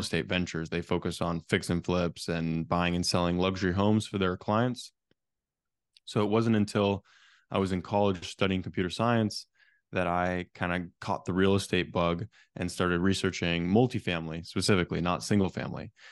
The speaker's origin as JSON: {"language": "English", "area": "Silicon Valley", "region": "California", "country": "United States", "tie": "born or raised there", "said": "I actually grew up in a real estate family back in Silicon Valley, California."}